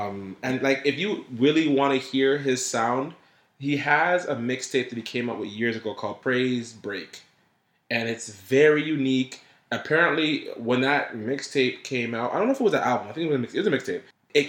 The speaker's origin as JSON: {"language": "English", "town": "Houston", "region": "Texas", "country": "United States", "said": "yeah, I'm from Houston, I am a black woman"}